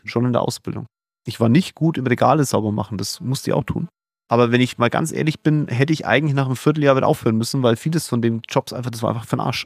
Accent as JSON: {"language": "German", "country": "Germany", "said": "hier bei uns in Deutschland"}